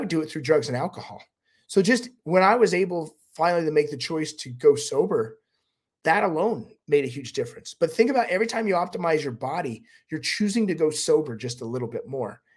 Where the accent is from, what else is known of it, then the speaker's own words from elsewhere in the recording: Utah, United States; I'm from Utah